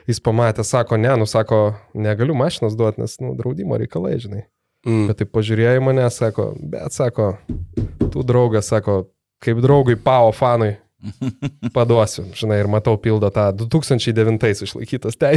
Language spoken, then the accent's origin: Lithuanian; Lithuania; iš Lietuvos